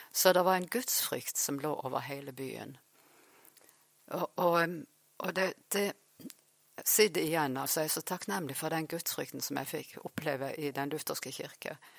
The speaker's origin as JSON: {"language": "Norwegian", "town": "Farsund", "region": "Agder", "country": "Norway", "tie": "born or raised there", "also_born_or_lived": "Vanse / Oslo / Sandnes / Uppsala", "said": "jeg har vokst opp faktisk her i Farsund, så nå er jeg tilbake igjen i Farsund."}